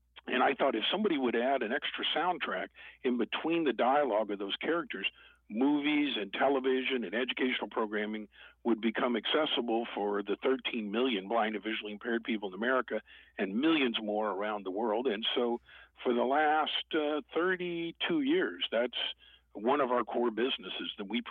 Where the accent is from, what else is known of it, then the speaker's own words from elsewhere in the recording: Tulsa, Oklahoma, United States; I grew up here in Tulsa, Oklahoma, and born and raised.